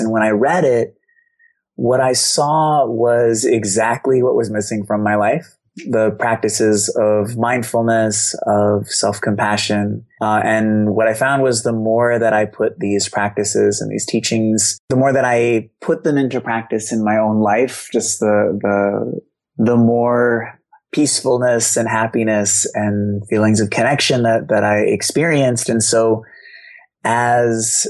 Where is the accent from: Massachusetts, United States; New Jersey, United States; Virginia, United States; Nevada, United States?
Massachusetts, United States; Boston; I grew up in Boston.